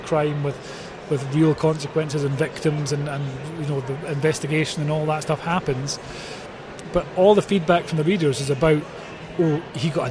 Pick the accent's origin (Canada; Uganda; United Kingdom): United Kingdom; Scotland; being Scottish